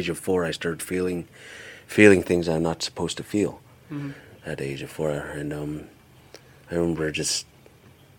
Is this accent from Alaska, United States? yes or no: yes; Kipnuk, Alaska, United States; first language Yupik; moved away as an adult; also born or lived in Tyonek / Kongiganak; now in Anchorage, United States; I grew up in a village called Kipnuk